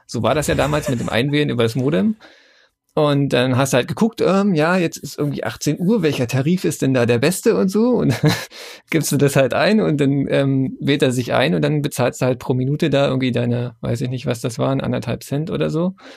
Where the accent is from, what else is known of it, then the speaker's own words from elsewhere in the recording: Germany; bei uns in Deutschland